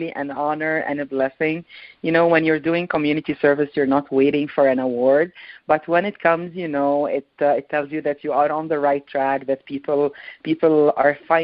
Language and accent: English; Egypt; moved away as an adult; also born or lived in Montreal, Canada; now in Calgary, Canada; I grew up in Egypt